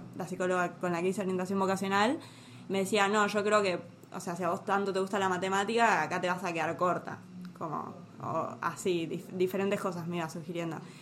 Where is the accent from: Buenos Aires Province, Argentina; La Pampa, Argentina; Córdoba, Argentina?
Buenos Aires Province, Argentina; Tigre; yo soy de Tigre